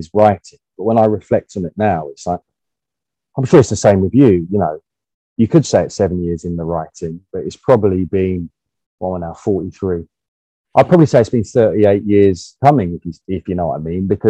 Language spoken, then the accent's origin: English; England, United Kingdom; as an English person